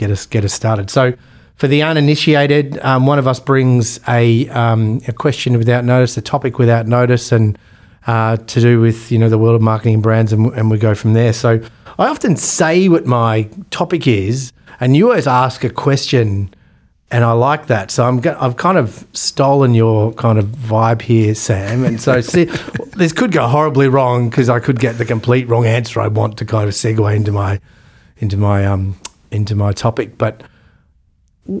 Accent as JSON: {"language": "English", "country": "Australia", "said": "we're Australian"}